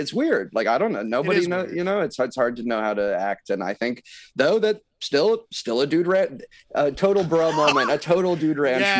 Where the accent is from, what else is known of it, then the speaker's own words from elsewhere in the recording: San Diego, California, United States; now in New York, United States; This is specifically San Diego, which is, I guess, a different vibe.